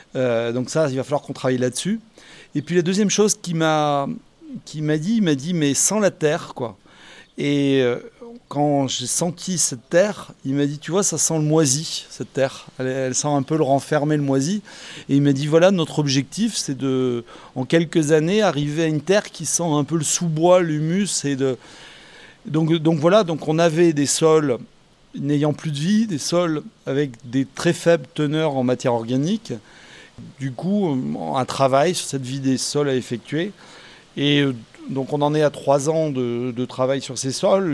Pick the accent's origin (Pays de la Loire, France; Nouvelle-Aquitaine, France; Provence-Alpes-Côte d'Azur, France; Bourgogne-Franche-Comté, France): Nouvelle-Aquitaine, France; Bordeaux; Je suis de Bordeaux